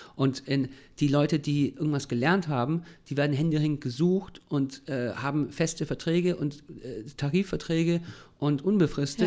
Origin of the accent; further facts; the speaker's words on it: Germany; gerade als Deutsche ist es super schwierig